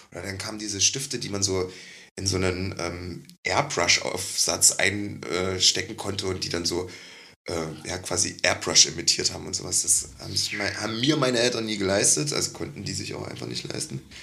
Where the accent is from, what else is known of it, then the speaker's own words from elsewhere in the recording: Leipzig, Saxony, Germany; ich komme aus Leipzig